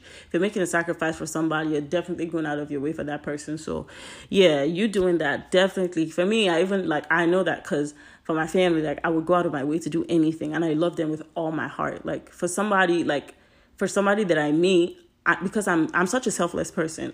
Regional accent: Nigeria; now in United States; I am Nigerian. My parents are Nigerian

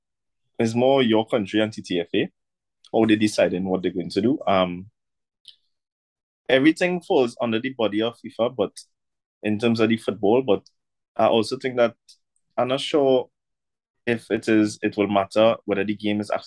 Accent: Trinidad & Tobago; me as a Trinidadian

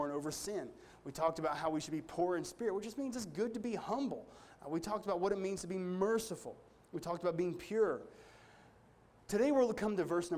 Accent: United States; me as an American

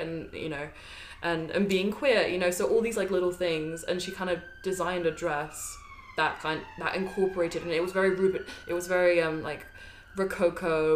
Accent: Brighton, South East England, United Kingdom; I've I've grown up in Brighton for what? How many years? Like ten years or plus

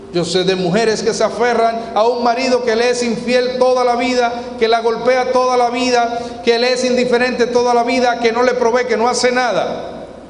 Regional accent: Sabana de la Mar, Hato Mayor, Dominican Republic; Yo nací en Sabana de la Mar, en una región de pescadores

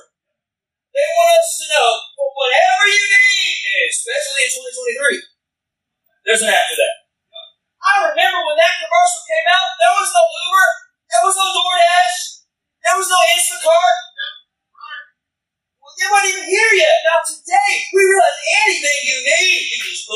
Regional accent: Alabama, United States; also born or lived in Chicago; I was born in Alabama

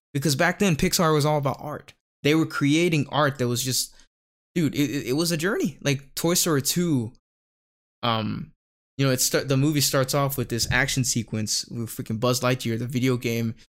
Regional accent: Bangkok, Thailand; growing up in Thailand, kinda rural part of Thailand

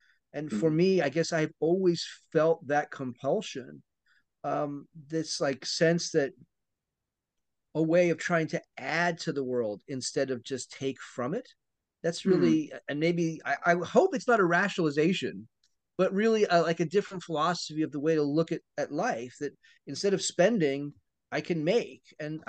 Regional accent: East Coast, United States; So I grew up on the East Coast, as I said, in the equivalent of what would be called kind of a housing estate.

